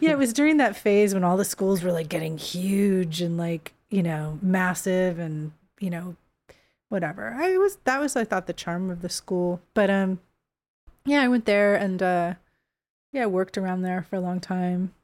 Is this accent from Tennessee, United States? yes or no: no; Bay Area, California, United States; moved away as an adult; also born or lived in San Francisco; now in Los Angeles, United States; I never lived there as a kid, but I lived south of there as a kid, like half hour